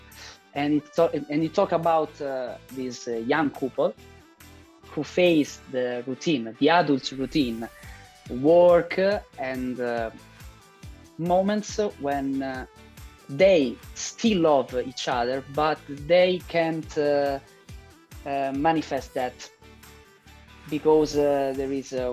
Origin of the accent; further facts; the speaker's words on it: Rome, Lazio, Italy; English is a second language; I'm an Italian filmmaker. I was born in Rome